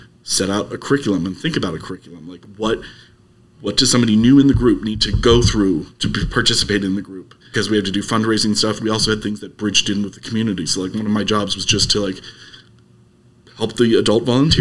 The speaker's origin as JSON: {"language": "English", "town": "Lancaster", "region": "Pennsylvania", "country": "United States", "also_born_or_lived": "Massachusetts", "moved": "yes", "lives_now": "Arizona, United States", "said": "I'm from Lancaster originally"}